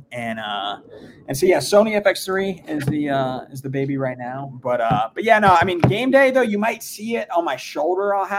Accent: South Florida, United States; I'm born and raised in South Florida

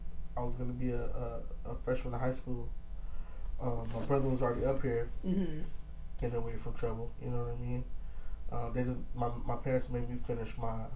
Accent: Los Angeles, California, United States; I grew up in South Central LA. Grew up on Hoover Street.

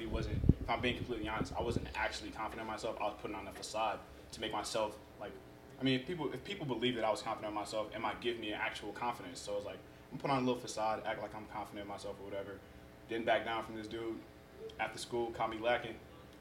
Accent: United States; accent: American; first language Yoruba; also born or lived in Nigeria; I'm born in America. So I'm a U.S. citizen

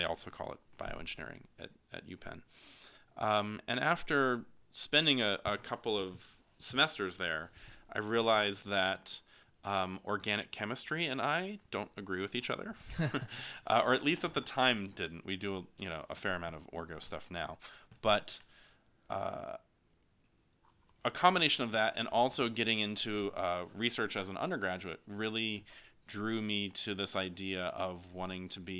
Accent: Alabama, United States; now in San Diego, United States; I grew up in Alabama, so very, very far from San Diego, but I grew up as a son of a faculty member.

